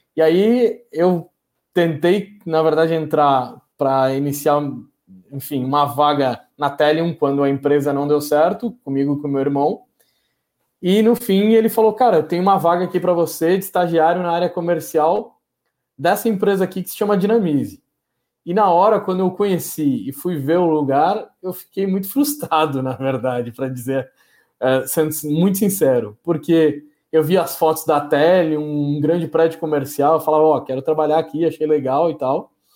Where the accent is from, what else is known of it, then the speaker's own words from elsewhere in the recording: Porto Alegre, Rio Grande do Sul, Brazil; now in São Paulo, Brazil; nasci aqui em São Paulo, fiquei até os meus sete anos. Eh, e acabei, por causa da separação dos meus pais e tudo mais, acabei indo morar em Porto Alegre, que foi onde eu de fato fiz, iniciei a minha vida, tenho os meus amigos pessoais de infância